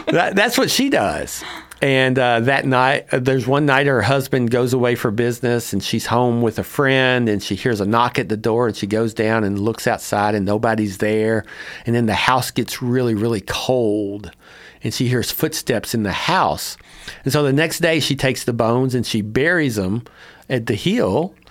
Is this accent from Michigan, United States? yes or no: no; Cynthiana, Kentucky, United States; born or raised there